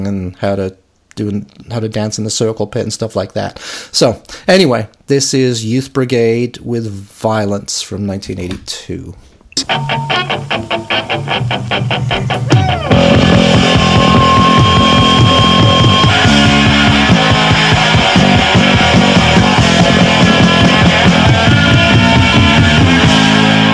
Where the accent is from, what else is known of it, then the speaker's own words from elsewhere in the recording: suburb of Liverpool, North West England, United Kingdom; now in Chicago, United States; I'm from a suburb of Liverpool. I'm not actually from Liverpool proper